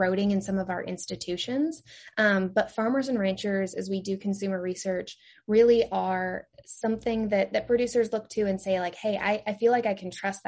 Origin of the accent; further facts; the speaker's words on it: Eastern Oregon, United States; moved away as an adult; also born or lived in Kansas / North Carolina; I am originally from Oregon. I grew up in a very small rural community in Eastern Oregon